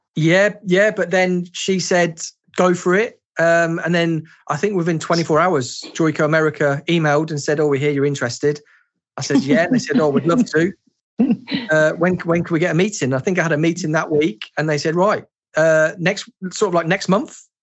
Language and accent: English; England, United Kingdom; born or raised there